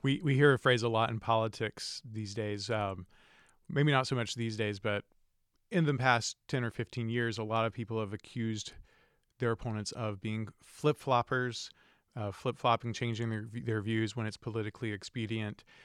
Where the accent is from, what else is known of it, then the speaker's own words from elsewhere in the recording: North Carolina, United States; I grew up in North Carolina